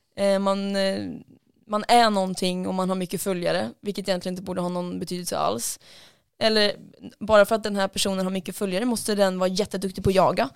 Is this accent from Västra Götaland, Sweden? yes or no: yes; Lidköping, Västra Götaland, Sweden; Lidköping, där jag kommer ifrån